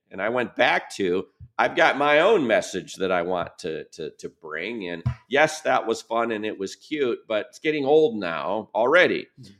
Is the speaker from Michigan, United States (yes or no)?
yes; Birmingham, Michigan, United States; I go back to when I grew up in Birmingham, Michigan.